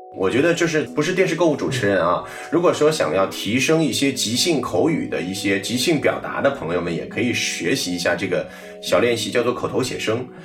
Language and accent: Chinese; Hangzhou, Zhejiang, China; 我在研究生毕业以后就回了杭州，因为我本身是杭州人，在杭州呢，播了大概有